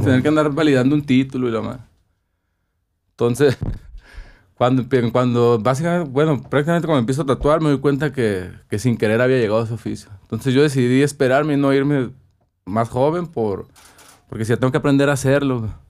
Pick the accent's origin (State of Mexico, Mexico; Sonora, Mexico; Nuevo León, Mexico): Sonora, Mexico; Ciudad Obregón; moved away as an adult; also born or lived in Mexico City; cuando crecí aquí, mis viajes eran a Tucson, a Phoenix, San Carlos. Nunca salí de Sonora.